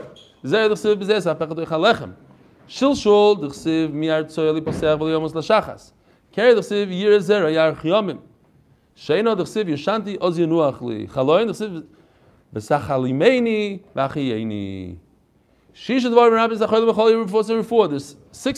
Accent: New York, United States; moved away; I come from New York

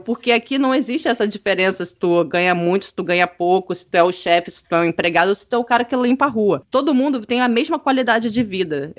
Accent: Rio de Janeiro, Brazil; moved away as an adult; also born or lived in France; now in Germany; eu sou do Rio de Janeiro

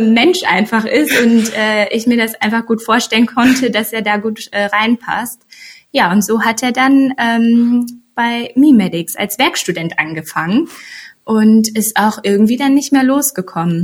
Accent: Sauerland, North Rhine-Westphalia, Germany; moved away as an adult; now in Cologne, Germany; gebürtige Sauerländerin, ähm, wohnhaft jetzt aber ja schon seit, wow, sieben Jahren oder so in Köln

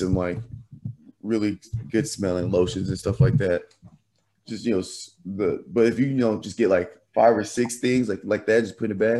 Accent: Nashville, Tennessee, United States; are live from Nashville. We are in town, back at the hometown Nashville, back at the crib.

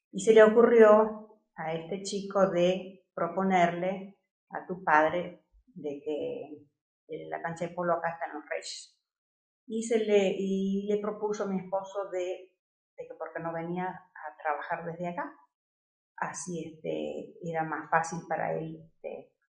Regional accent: Costa Rica; also born or lived in Buenos Aires, Argentina; yo crecí aquí en Costa Rica y cómo, es, eh, cómo ha sido mi vida estos últimos 31 años

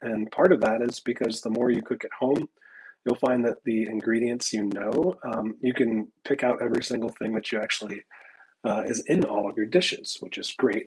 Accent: Midwest, United States; moved away; also born or lived in Texas; I grew up in the Midwest and was used to having wild sumac grow kind of all over the place

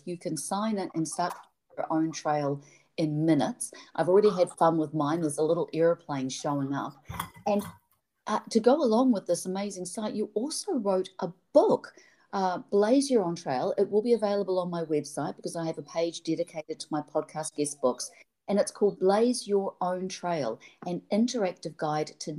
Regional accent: New Zealand; moved away; I'm from New Zealand

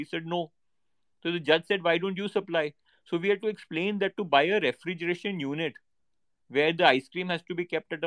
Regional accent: India; I'm very proud as an Indian

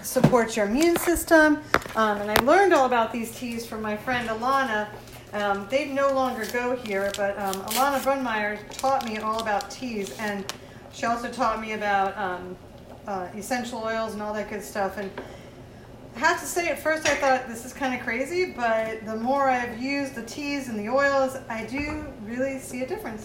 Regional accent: Miami, Florida, United States; growing up in Miami and being born in the Keys

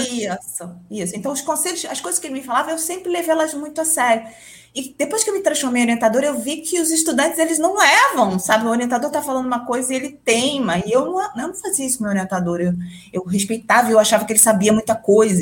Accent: Rio de Janeiro, Brazil; moved away as an adult; also born or lived in São Paulo; now in Mato Grosso, Brazil; criança criada em apartamento, mas que qualquer buraquinho que tinha, e sendo carioca, estava sempre na praia

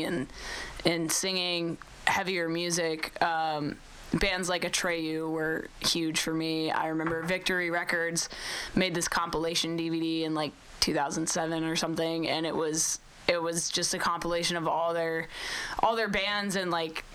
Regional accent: Oklahoma, United States; I grew up in Oklahoma riding horses

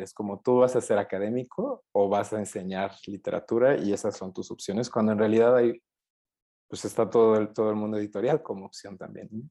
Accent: Puebla, Mexico; moved away as an adult; now in Mexico City, Mexico; soy de Puebla originalmente y vine aquí a estudiar al, DF

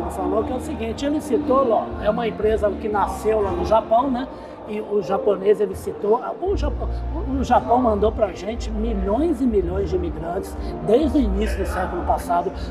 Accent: Uberaba, Minas Gerais, Brazil; sou de Uberaba.

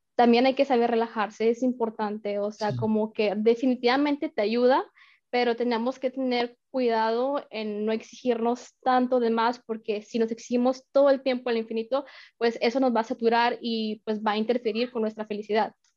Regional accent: Mexico; moved away as an adult; also born or lived in France; now in Arizona, United States; soy mexicana, y pues eh, apenas tiene em, un año y medio eh, que estoy viviendo en Estados Unidos

